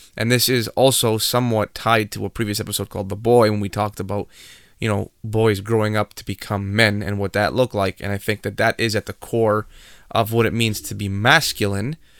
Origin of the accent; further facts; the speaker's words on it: Canada; we are Canadian